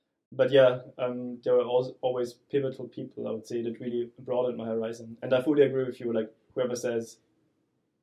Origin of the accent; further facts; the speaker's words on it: Austria; moved away as an adult; also born or lived in Vienna / Paris / Munich; So I grew up in Austria, very much in the countryside, somewhere at the intersection of Czech Republic, Germany, and Austria